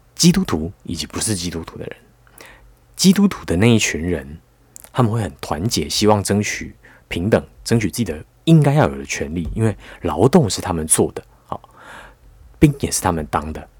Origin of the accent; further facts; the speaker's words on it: Taiwan; 我们台湾人